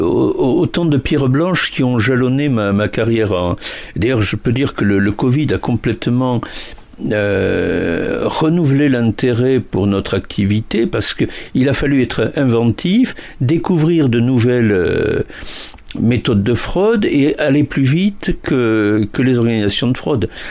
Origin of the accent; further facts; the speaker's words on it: Toulouse, Occitania, France; je suis toulousain et pas bordelais